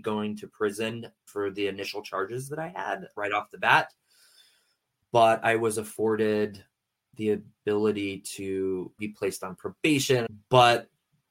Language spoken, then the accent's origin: English; San Diego, California, United States; moved away as an adult; also born or lived in Morrison, Colorado; now in Pennsylvania, United States; So I'm born and raised in San Diego. For the most part, I did move from San Diego to Morrison, Colorado